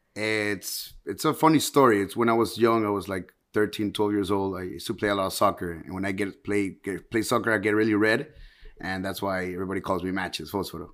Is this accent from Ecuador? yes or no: yes; Ecuador; moved away as an adult; also born or lived in Tampa, United States; now in Miami, United States; I was actually born here in, in, in the United States, in Miami, but I went to Ecuador when I was six years old, to Ecuador, and, and then I came back when I was eighteen.